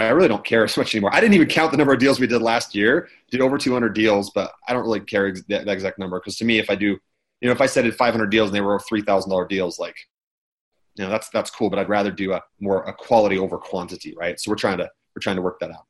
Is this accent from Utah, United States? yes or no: yes; Utah, United States; I'm from Utah. I'm here in California right now